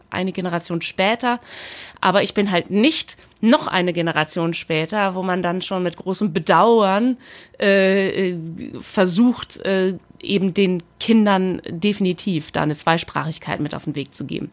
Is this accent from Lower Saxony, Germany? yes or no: yes; Aurich, Lower Saxony, Germany; also born or lived in Spetzerfehn / Oldenburg; now in Berlin, Germany; geboren im Auricher Kreiskrankenhaus